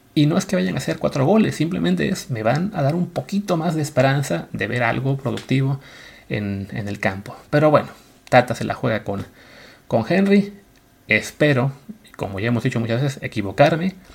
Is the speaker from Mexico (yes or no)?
yes; Mexico; como mexicano